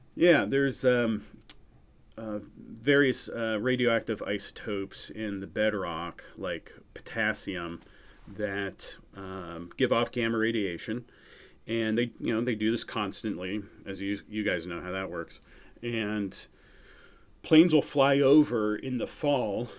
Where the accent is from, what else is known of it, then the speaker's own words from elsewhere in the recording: New Hampshire, United States; also born or lived in Missouri; I grew up in New Hampshire, uh, and that's currently where I live as well.